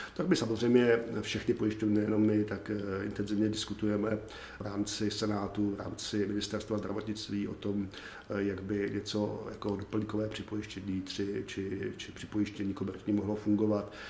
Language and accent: Czech; South Bohemian Region, Czechia; já jsem jeho Čech, takže si to troufnu říct, že Jižní Čechy znám